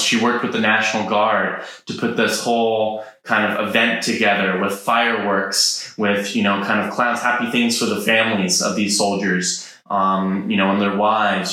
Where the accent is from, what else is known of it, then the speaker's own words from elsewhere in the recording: Idaho, United States; I grew up in Idaho on a llama farm